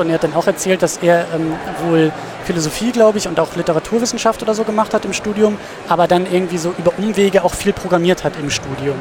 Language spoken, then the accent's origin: German; Husum, Schleswig-Holstein, Germany; now in Kiel, Germany; ich komme aus Husum